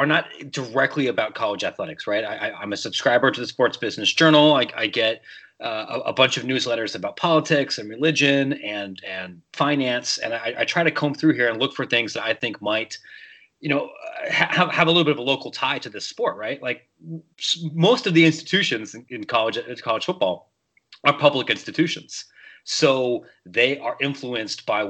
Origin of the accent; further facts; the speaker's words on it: Columbus, Ohio, United States; moved away as an adult; now in Chicago, United States; I grew up in Ohio. I'm from the Columbus area. I live in Chicago now.